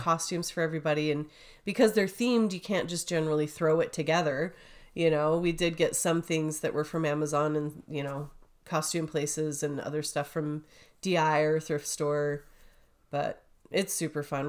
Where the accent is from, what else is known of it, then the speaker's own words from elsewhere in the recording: St. George, Utah, United States; growing up in Saint George, we had a lot of grasshoppers